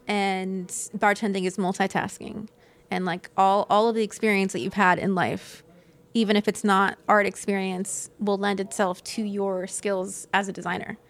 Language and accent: English; Citrus County, Florida, United States; also born or lived in Inverness; I grew up in Citrus County